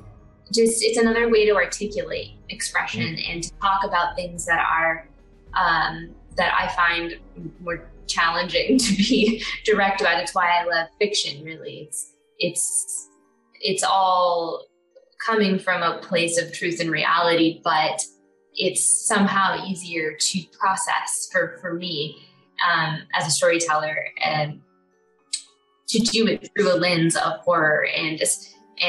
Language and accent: English; Picayune, Mississippi, United States; also born or lived in New Orleans, Louisiana; now in Los Angeles, United States; in Picayune, Mississippi, where I grew up.